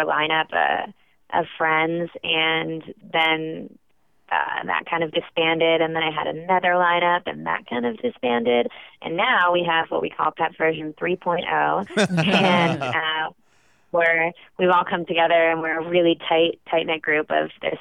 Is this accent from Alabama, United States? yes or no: no; Bay Area, right outside San Francisco, California, United States; moved away as an adult; also born or lived in Brooklyn, New York; now in New York, United States; I was born and raised in the Bay Area, right outside San Francisco, but I moved to New York for college